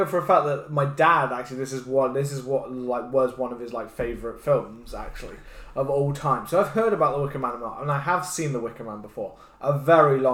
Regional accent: United Kingdom; as British kids

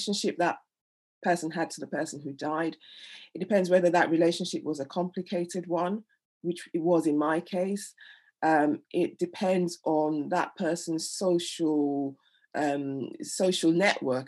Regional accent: Nigeria; now in England; I'm Nigerian, and we, you know, death isn't, when someone dies, everyone comes over

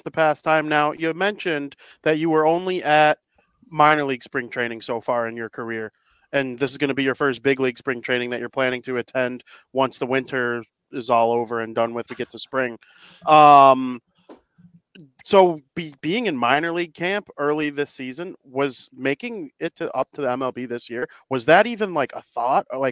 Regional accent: Chicago, Illinois, United States; I'm from Chicago, Illinois

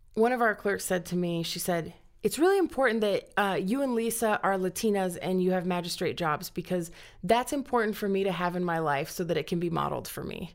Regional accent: Cañon City, Colorado, United States; also born or lived in Miami, Florida; I grew up in Canyon City, graduated from Canyon City High School.

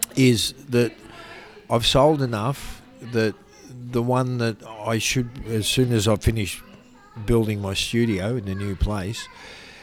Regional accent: Melbourne, Victoria, Australia; Growing up in Melbourne

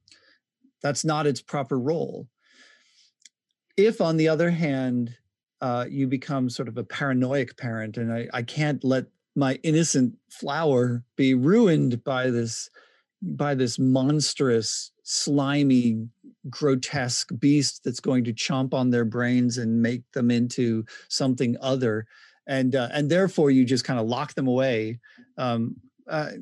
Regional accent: Pennsylvania, United States; I'm from Pennsylvania.

